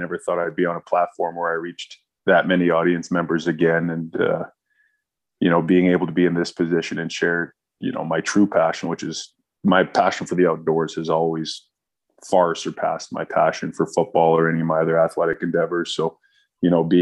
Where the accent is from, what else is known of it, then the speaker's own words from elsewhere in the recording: Squamish, British Columbia, Canada; also born or lived in Washington State / Toronto; Small town BC kid. I grew up in Bracondale, BC, or Squamish, BC.